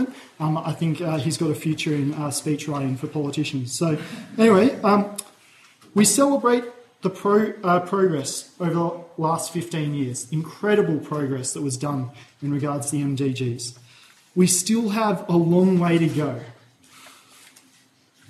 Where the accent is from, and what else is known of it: Australia